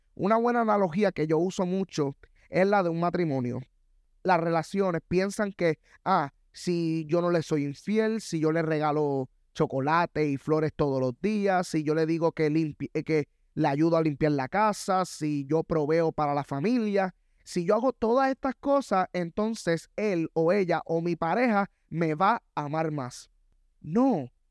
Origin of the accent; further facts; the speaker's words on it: Puerto Rico; Soy latino, yo soy puertorriqueño